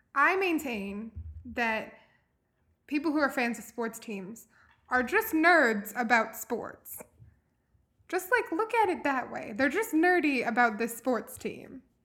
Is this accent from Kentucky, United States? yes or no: yes; Louisville, Kentucky, United States; I grew up here in Louisville in the city